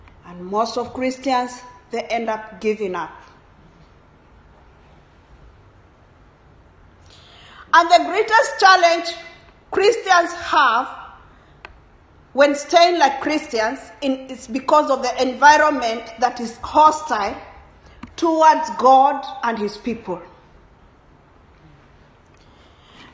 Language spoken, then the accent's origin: English; Kenya; I come from Kenya, and Kenyans are known for running